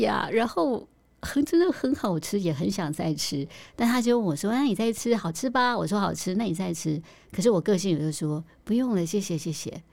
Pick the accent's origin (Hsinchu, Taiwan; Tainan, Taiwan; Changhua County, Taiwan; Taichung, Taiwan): Tainan, Taiwan; 我是台南人